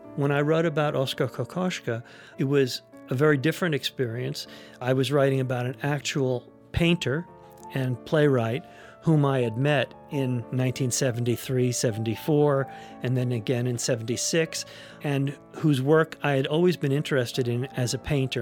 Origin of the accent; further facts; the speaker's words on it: New York City, New York, United States; I grew up in New York City